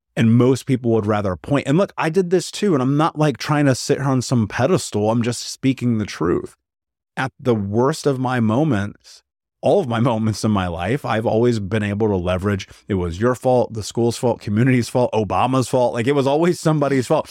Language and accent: English; United States; I grew up in America